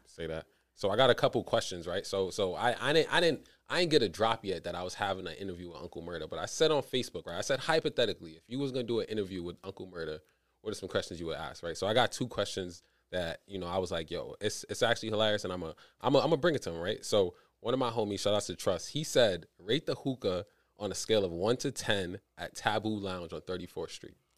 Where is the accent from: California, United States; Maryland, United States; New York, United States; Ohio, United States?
New York, United States; New York City; I'm from East Flatbush